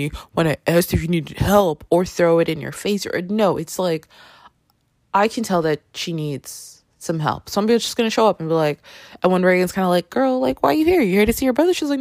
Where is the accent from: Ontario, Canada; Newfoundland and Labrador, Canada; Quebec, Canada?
Ontario, Canada; Toronto; now in New York City, United States; I live in New York City. I grew up in Toronto.